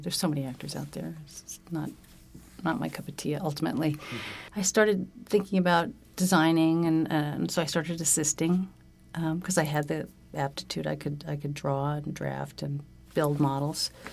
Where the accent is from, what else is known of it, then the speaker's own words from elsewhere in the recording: California, United States; moved away as an adult; also born or lived in New York; I grew up in California